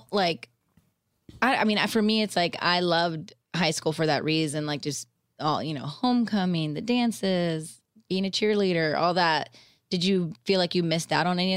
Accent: Orange County, California, United States; growing up in Orange County

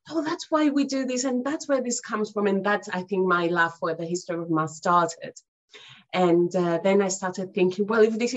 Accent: Cyprus; moved away as an adult; now in United Kingdom; as you can uh, hear from my accent, I'm not originally from the UK, but I've been living here for the past good uh, 12 years or so. Originally, I'm from Cyprus

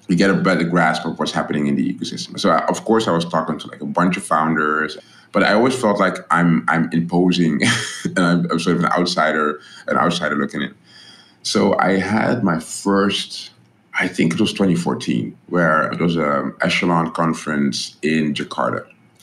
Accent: Netherlands; moved away; I'm this guy from the Netherlands.

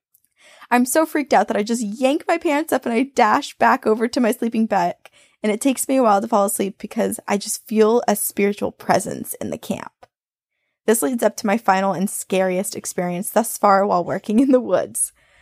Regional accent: North Carolina, United States; So I grew up in Western North Carolina, right at the base of the Appalachian Mountains

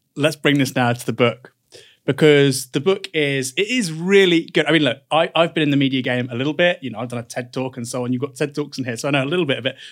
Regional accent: United Kingdom; being British

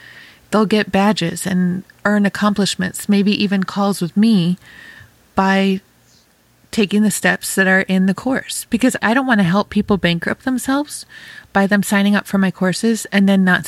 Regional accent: New York, United States; now in Ohio, United States; Oh my gosh, I sounded so Ohio. I'm a New Yorker, Damien. That did not sound New Yorker. Hot fire under my butt. I think I've been in Ohio for too long.

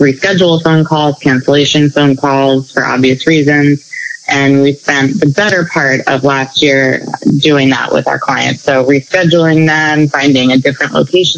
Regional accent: Annapolis, Maryland, United States; I grew up in Annapolis

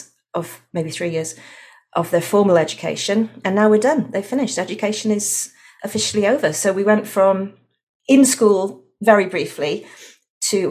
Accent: Wales, United Kingdom; also born or lived in London; now in Australia; I'm actually from Wales originally.

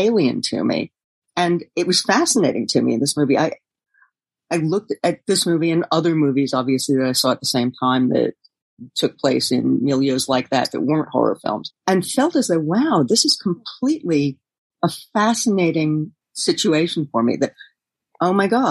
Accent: New York City, New York, United States; I was born and raised in New York City

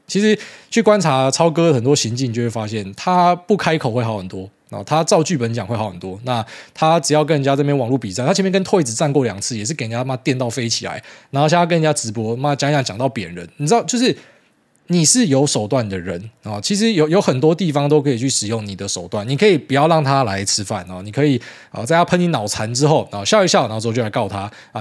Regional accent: Taiwan; 我们台湾人吵架很多时候会变站队

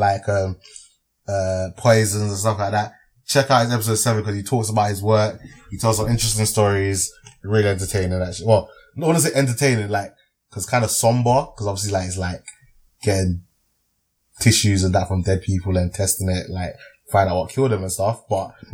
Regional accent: Dallas, Texas, United States; my hometown, Dallas

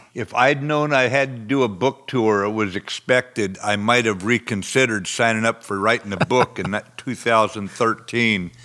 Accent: the West, United States; I'm from the West. Out here, we ride for the brand

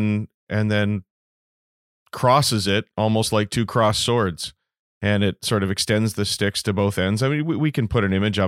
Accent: Toronto, Ontario, Canada; now in British Columbia, Canada; I'm in British Columbia, but I actually grew up in Toronto

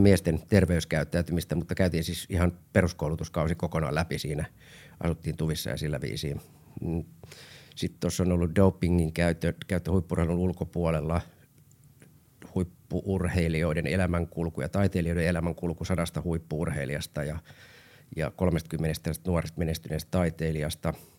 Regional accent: Helsinki, Uusimaa, Finland; Olin Kontulassa asunut nuoruuteni ja Roihiksessa

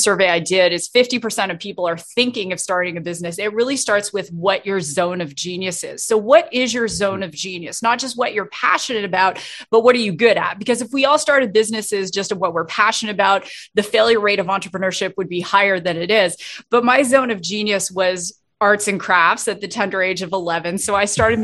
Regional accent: New York-Ontario border, Canada; moved away; also born or lived in Toronto; I grew up in Canada, so right on the New York-Ontario border

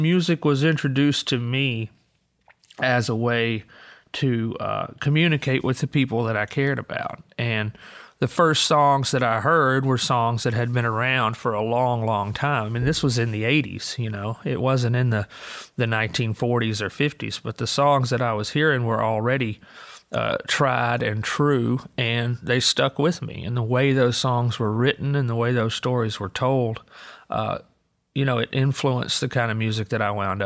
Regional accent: Green Hill, Alabama, United States; I grew up in Green Hill, Alabama, which is northwestern Alabama

